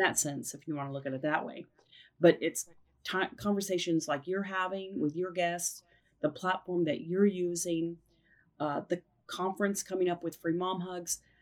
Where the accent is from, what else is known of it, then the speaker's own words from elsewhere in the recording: Oklahoma City, Oklahoma, United States; here in Oklahoma City, the birthplace of Free Mom Hugs and my hometown